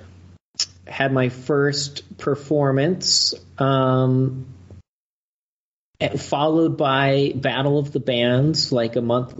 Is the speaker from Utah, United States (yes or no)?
yes; Eagle Mountain, Utah, United States; also born or lived in Ogden, Utah / Provo, Utah / Morgan, Utah; the bulk of my childhood was out in a place called Eagle Mountain